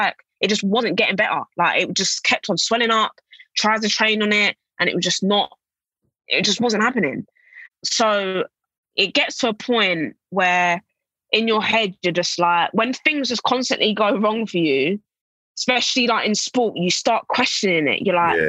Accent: England, United Kingdom; moved away as an adult; also born or lived in Kansas / Atlanta / Spain / Italy; my home country

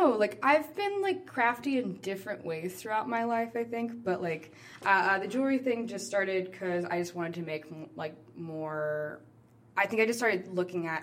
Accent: New Orleans, Louisiana, United States; moved away; I'm from New Orleans

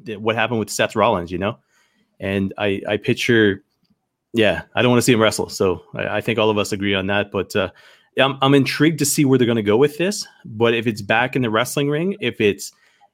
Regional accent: Canada; as a Canadian

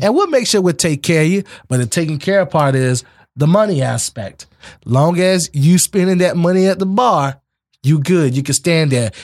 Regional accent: Immokalee, Florida, United States; also born or lived in Naples, Florida; I was raised in Immokalee, but born out of Naples Collier Hospital. But grew up in Immokalee all my life

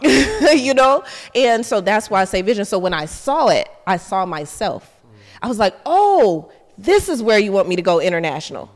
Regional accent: the South, United States; moved away as an adult; also born or lived in Atlanta; now in Dubai, United Arab Emirates; I'm from the South. I'm country.

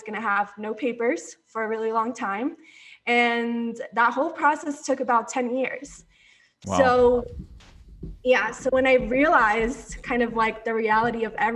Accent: Orlando, Florida, United States; moved away as an adult; also born or lived in Colombia / Coral Springs, Florida; now in Denver, United States; Seventh grade, I moved to Orlando

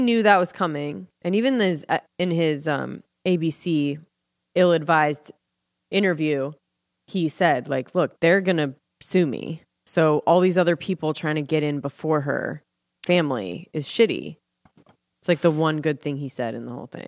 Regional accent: Ventura, California, United States; moved away; my hometown

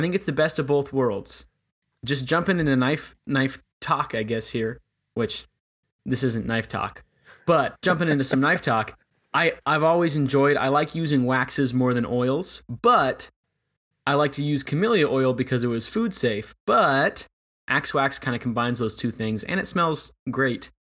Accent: West Coast, United States; also born or lived in Seattle; now in Montana, United States; I grew up on the West Coast

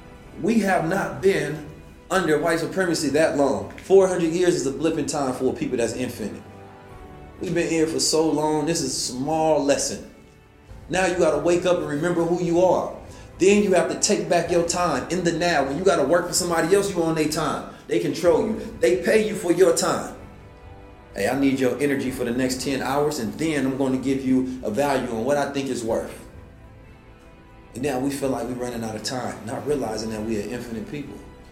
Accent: Oakland, California, United States; also born or lived in St. Louis; Man, growing up in Oakland was crazy. Growing up in St. Louis was crazy.

